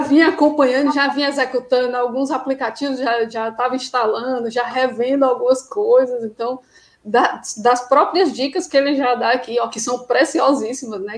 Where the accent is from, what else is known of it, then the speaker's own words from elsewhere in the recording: Ceará, Brazil; also born or lived in Crato; eu sou do Ceará, né? moro no interior do Ceará, numa cidade chamada Crato.